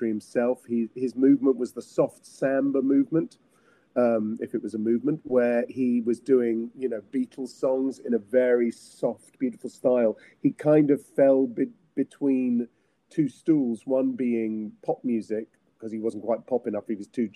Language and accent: English; England, United Kingdom; I'm English